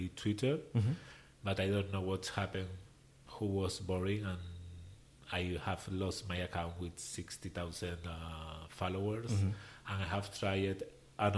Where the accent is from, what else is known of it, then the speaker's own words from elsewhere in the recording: Gran Canaria, Canary Islands, Spain; English is a second language; moved away as an adult; now in New York, United States; I grew up in Canary Island